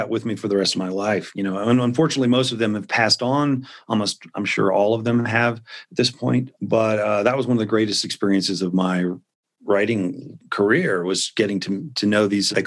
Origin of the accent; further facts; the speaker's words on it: Memphis, Tennessee, United States; I grew up in Memphis